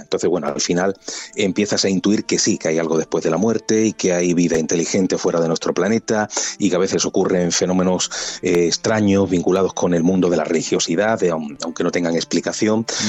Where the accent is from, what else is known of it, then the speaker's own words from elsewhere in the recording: Andalusia, Spain; Yo soy andaluz